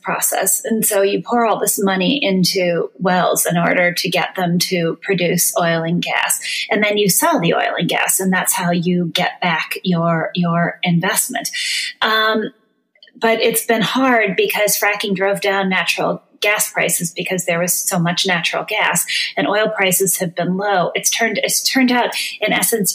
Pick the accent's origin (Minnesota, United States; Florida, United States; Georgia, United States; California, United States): Minnesota, United States; northern; now in Chicago, United States; I grew up in a mining town in northern Minnesota